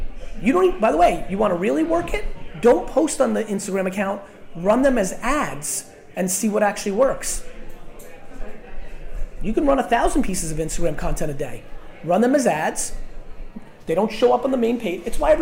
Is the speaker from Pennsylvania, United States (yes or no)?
no; New Jersey, United States; I grew up in Jersey in the 80s